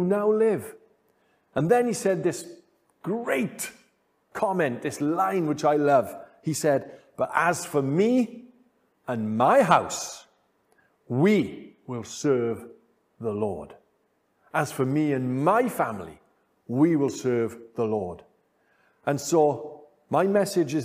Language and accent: English; Wales, United Kingdom; being Welsh and living in this part of the United Kingdom, Wales